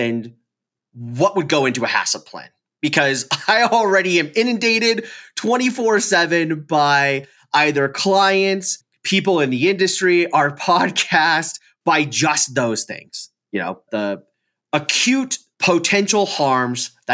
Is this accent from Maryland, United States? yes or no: no; California, United States; now in Colorado, United States; being in California, growing up in California, and then being in Colorado.